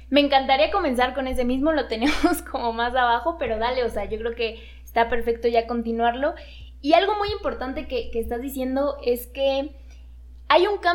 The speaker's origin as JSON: {"language": "Spanish", "country": "Mexico", "said": "es nuestro deber incluso como mexicanos, para activar la economía incluso de nuestro país"}